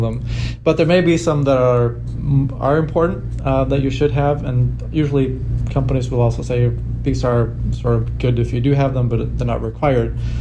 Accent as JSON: {"language": "English", "country": "Sweden", "said": "I'm from Sweden, and the Swedish culture is not to really brag about yourself"}